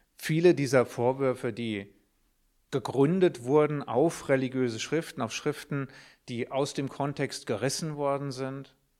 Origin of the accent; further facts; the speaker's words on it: Germany; Ich bin als Jude in Deutschland aufgewachsen